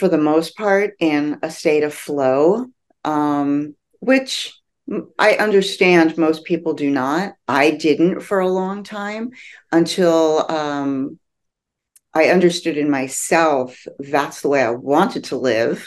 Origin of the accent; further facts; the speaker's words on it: New Jersey, United States; also born or lived in New York; I grew up in New Jersey